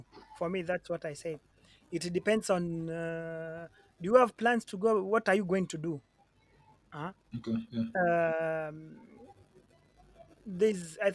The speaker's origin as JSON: {"language": "English", "country": "Kenya", "moved": "as an adult", "lives_now": "Europe"}